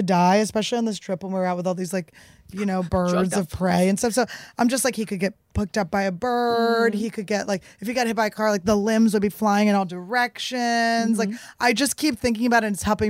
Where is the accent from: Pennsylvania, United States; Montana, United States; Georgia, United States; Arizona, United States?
Pennsylvania, United States; Philadelphia; I'm from Philly